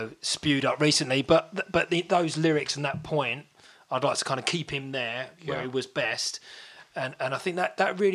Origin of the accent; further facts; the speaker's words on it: Basildon, East of England, United Kingdom; I was born in Basildon